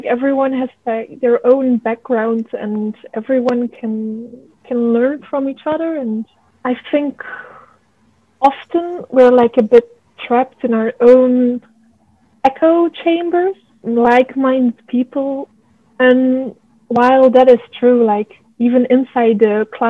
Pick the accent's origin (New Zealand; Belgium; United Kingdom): Belgium; I'm from Belgium.